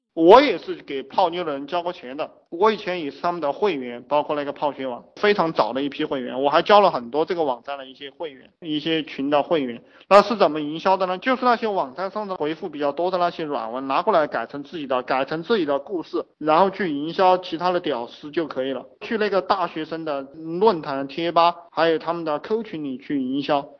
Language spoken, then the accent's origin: Chinese; China; 我们中国人